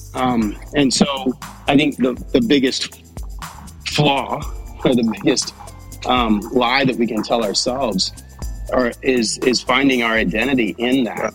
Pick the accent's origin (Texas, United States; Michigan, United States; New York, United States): Texas, United States; I'm I'm a Texan